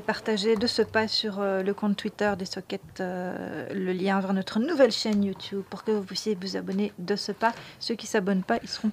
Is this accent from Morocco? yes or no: no; Flanders, Belgium; J'ai grandi en Flandre